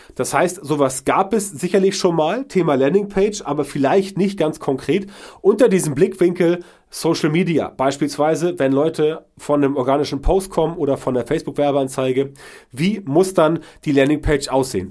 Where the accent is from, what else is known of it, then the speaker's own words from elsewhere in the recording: Germany; bei uns in Deutschland